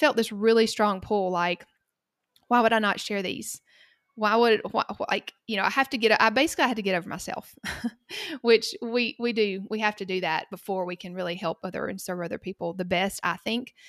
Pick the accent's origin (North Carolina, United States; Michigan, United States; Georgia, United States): Georgia, United States; Cochran; accent: Southern; I live in a very small town called Cochrane in the middle of the state of Georgia, and this is where I grew up